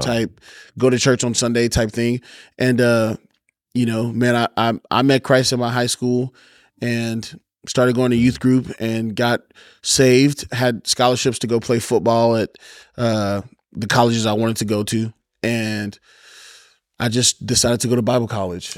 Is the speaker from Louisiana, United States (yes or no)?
yes; Baton Rouge, Louisiana, United States; Born and raised in Baton Rouge, Louisiana